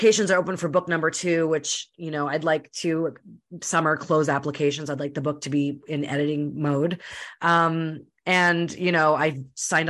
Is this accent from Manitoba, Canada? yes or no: yes; Winnipeg, Manitoba, Canada; born or raised there; now in British Columbia, Canada